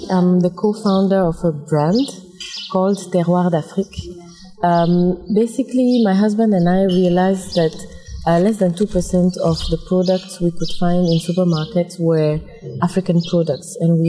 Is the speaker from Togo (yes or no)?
yes; Togo; now in Congo; I'm from Togo, but I live and work in Congo.